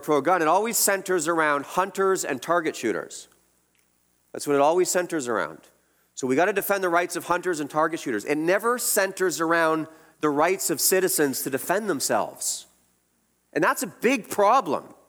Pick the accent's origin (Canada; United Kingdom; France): Canada